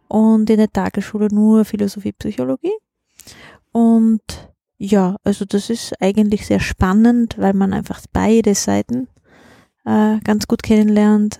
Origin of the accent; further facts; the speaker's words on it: Kaltern, Trentino-Alto Adige, Italy; moved away as an adult; now in Vienna, Austria; Ich bin aus Südtirol